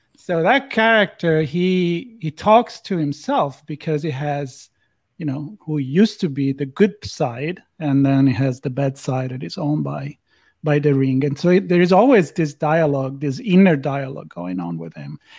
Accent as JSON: {"language": "English", "country": "Italy", "tie": "born or raised there", "said": "growing up in Italy"}